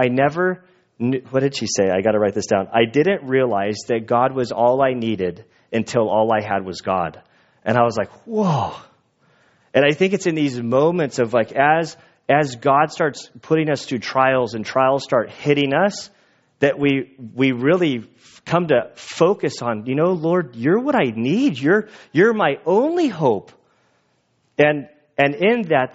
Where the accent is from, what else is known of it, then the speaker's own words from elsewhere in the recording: United States; I, as an American, live a pretty comfortable life. And I think most American Christians, we have it so comfortable